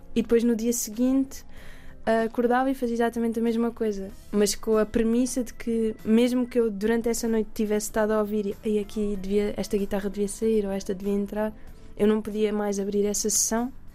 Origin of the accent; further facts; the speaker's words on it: Alentejo, Portugal; eu cresci no Alentejo